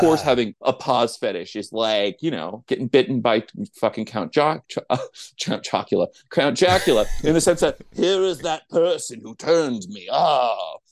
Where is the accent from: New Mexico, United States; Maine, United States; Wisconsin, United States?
New Mexico, United States; I grew up in New Mexico